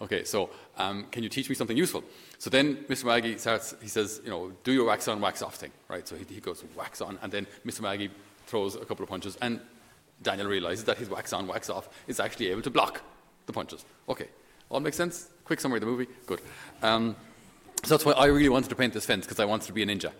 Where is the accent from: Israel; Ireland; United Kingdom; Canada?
Ireland; Thurles, Munster; where I grew up at home in Thurles, on our farm